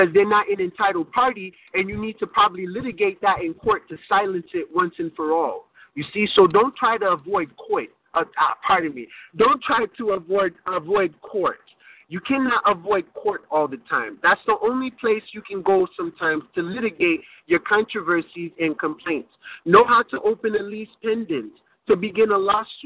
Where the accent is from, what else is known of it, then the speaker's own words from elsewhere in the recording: United States; I was born and raised in America, so I would be considered an American